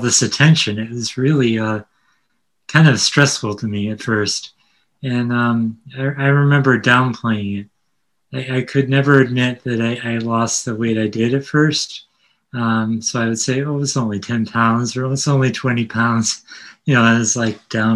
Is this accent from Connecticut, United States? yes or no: yes; Connecticut, United States; also born or lived in Brooklyn, New York; I'm from Connecticut, a suburban area